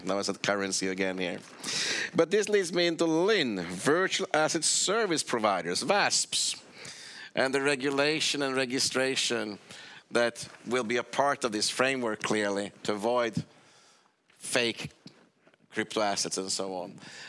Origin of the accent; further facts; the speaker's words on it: Sweden; I'm from Sweden